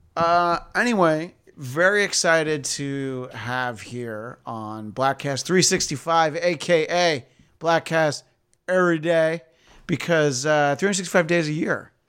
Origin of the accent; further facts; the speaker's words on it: East Coast, United States; moved away; growing up on the East Coast